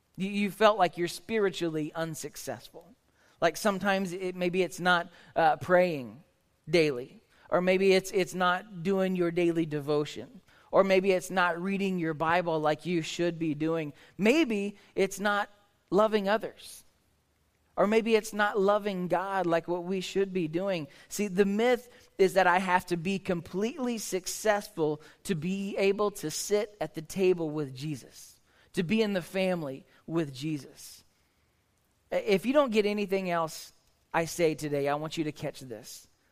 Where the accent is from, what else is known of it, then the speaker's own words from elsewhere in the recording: Oklahoma, United States; I grew up in Oklahoma.